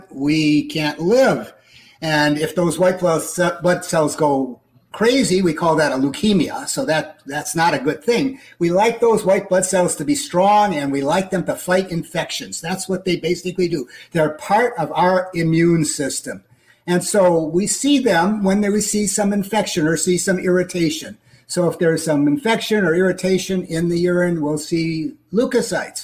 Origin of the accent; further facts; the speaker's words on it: Twin Cities area, Minnesota, United States; moved away as an adult; now in Peoria, Arizona, United States; I'm a Minnesotan, don't you know? Born and raised in the Twin Cities area, and that's where I lived and grew up and practiced